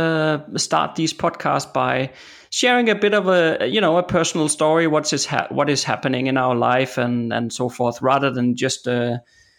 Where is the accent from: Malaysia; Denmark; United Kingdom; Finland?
Denmark; I'm from Denmark. You know, this country is just flat